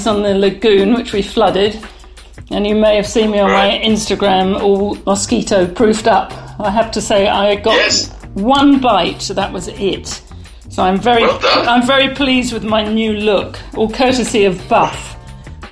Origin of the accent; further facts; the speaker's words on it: London, United Kingdom; I'm ageless, timeless, and I'm a Londoner.